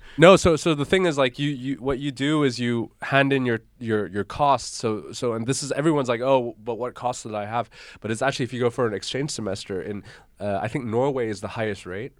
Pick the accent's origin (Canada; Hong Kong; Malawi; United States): Hong Kong; moved away as an adult; also born or lived in Koblenz, Germany; now in Germany; I grew up in Hong Kong, went to the German school